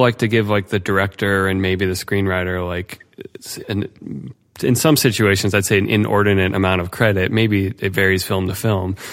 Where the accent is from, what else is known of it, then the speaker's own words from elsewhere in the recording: Ohio, United States; I grew up in Ohio